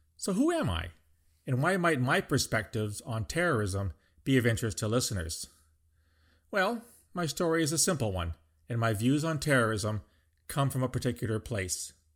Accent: Canada; as a Canadian

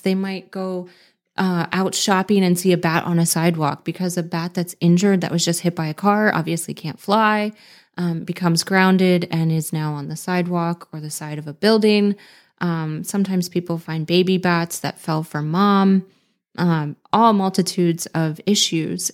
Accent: Pennsylvania, United States; also born or lived in San Diego, California; I moved back to my home state of Pennsylvania

